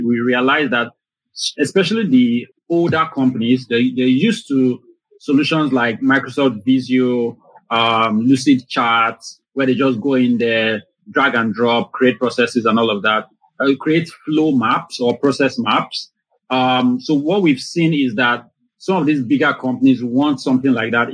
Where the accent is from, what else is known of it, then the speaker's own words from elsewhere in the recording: Lagos, Nigeria; I was born and I grew up in Lagos, Nigeria.